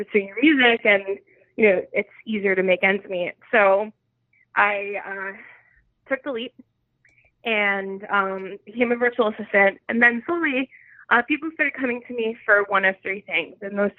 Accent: New York City, New York, United States; also born or lived in Bay Ridge, Brooklyn; I grew up in Bensonhurst, Brooklyn, and I moved a whole 20 minutes away to Bay Ridge, Brooklyn, and I've been living here ever since.

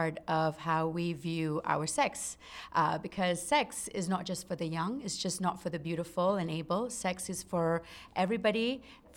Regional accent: Singapore; moved away; I grew up in Singapore, and I grew up in a Malay Muslim household

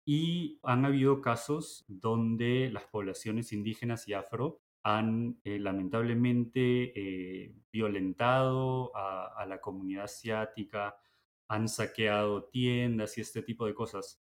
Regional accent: Peru; now in Michigan, United States; los tusanes somos los eh, peruanos de herencia china

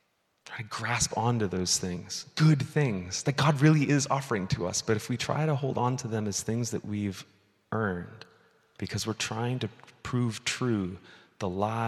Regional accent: Midwest, United States; the Covenant Church that I grew up in the Midwest.

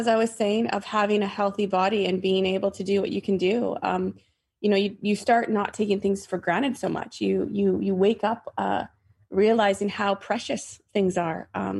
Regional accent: Canada; now in Massachusetts, United States; So I'm not from Massachusetts, and that's where I live. I mean, I obviously grew up in Canada, and I lived and played in the woods my entire life.

